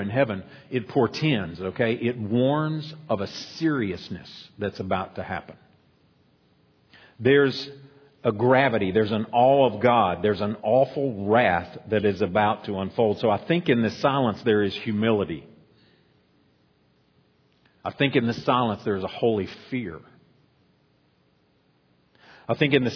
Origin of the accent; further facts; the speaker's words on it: United States; us as American Christians